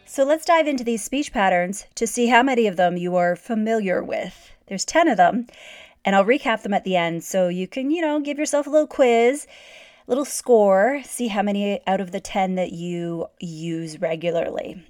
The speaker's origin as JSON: {"language": "English", "country": "Canada", "said": "I'm Canadian"}